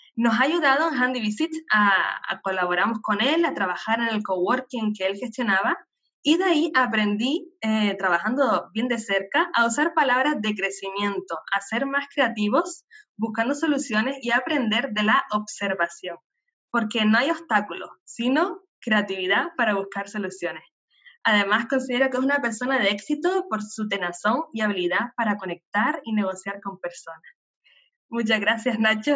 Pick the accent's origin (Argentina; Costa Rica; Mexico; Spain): Spain; Canary Islands; nacida en Canarias